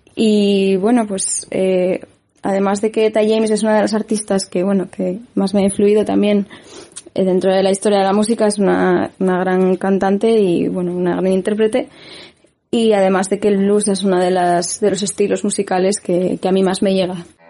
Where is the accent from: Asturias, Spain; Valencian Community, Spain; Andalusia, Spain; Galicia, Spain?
Asturias, Spain; Gijón; also born or lived in Avilés; de Gijón